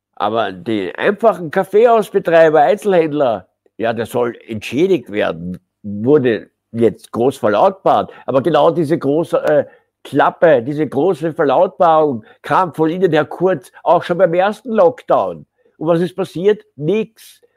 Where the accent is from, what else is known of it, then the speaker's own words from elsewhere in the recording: Austria; uns in Österreich